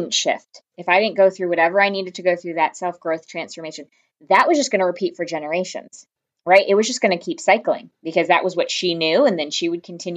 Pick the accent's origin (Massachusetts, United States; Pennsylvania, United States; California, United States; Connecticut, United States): Connecticut, United States; I grew up in a small town in Connecticut